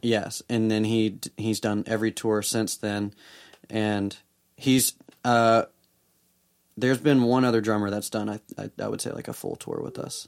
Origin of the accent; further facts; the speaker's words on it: Memphis, Tennessee, United States; now in Nashville, United States; I grew up in Memphis